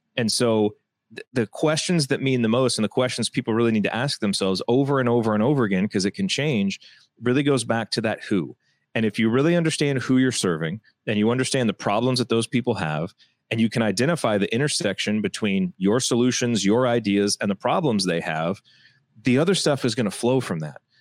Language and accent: English; Indiana, United States; I grew up in Indiana